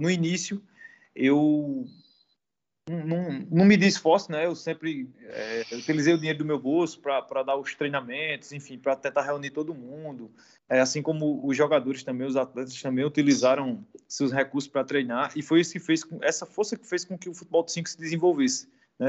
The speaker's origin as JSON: {"language": "Portuguese", "town": "Campina Grande", "region": "Paraíba", "country": "Brazil", "moved": "as an adult", "lives_now": "Portugal", "said": "Sou brasileiro, vindo lá do Nordeste do Brasil, da, das regiões ali de Recife, Salvador, minha região é a Paraíba, né? Que é um dos menores estados do Brasil, situado na cidade de Campina Grande"}